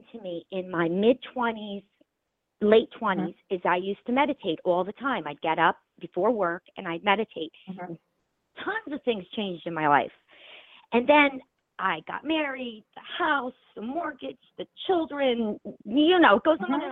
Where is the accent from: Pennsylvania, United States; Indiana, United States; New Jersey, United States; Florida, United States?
New Jersey, United States; also born or lived in North Macedonia / Newark, New Jersey / Woodbridge, New Jersey; now in Flemington, United States; I'm from New Jersey, and we moved to this country when I was 5-6 years old from Macedonia, Yugoslavia, former Yugoslavia